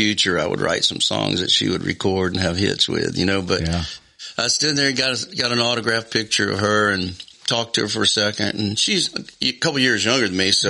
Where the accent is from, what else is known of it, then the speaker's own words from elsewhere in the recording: Mississippi Gulf Coast, United States; also born or lived in Newton, Mississippi / Vancleave, Mississippi; Uh, I was born in Newton. You were born in Newton, Newton, Mississippi, and I was delivered by Doctor Todd. And I, and I, didn't stay there long. We moved down south to the coast uh, when I was maybe three years old.